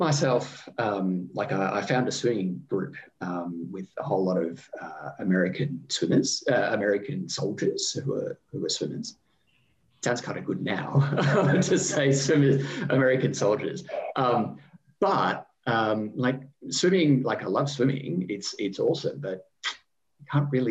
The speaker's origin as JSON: {"language": "English", "country": "Australia"}